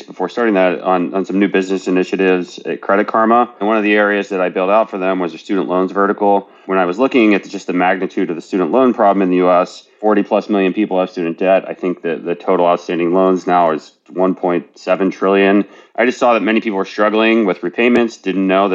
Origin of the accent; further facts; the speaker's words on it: West Virginia, United States; moved away as an adult; now in San Francisco, United States; I worked for my dad's small business as a kid growing up in West Virginia.